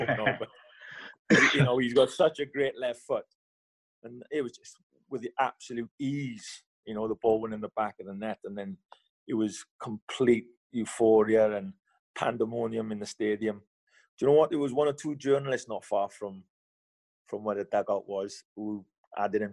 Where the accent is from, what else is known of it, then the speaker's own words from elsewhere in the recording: Wales, United Kingdom; I'm Welsh